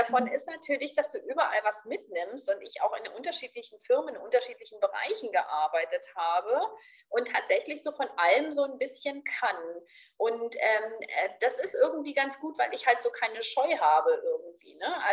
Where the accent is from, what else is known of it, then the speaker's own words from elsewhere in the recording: Berlin, Germany; moved away; Also ich bin so ganz offen und als Berlinerin ja auch so ein bisschen flapsig und lustig so.